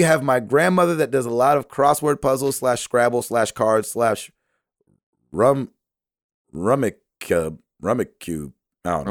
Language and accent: English; the South, United States; I was raised in the South